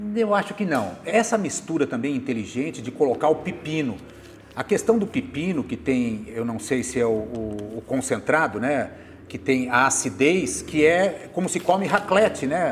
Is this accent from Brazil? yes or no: yes; Bauru, São Paulo, Brazil; moved away as an adult; now in Rio de Janeiro, Brazil; Eu sou de Bauru. Bauru, eu morei na zona rural de Bauru durante um tempo, a minha infância eu morei